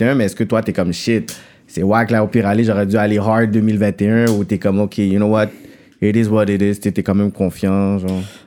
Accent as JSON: {"language": "French", "town": "Montreal", "region": "Quebec", "country": "Canada", "tie": "born or raised there", "also_born_or_lived": "Saint-Michel, Montreal", "said": "j'ai habité toute ma vie Pierre Fond, mais tu sais, je suis né à Saint-Michel"}